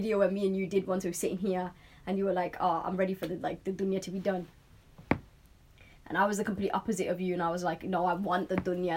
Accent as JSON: {"language": "English", "town": "Manchester", "region": "North West England", "country": "United Kingdom", "accent": "Manchester", "said": "Definitely got a Manchester accent."}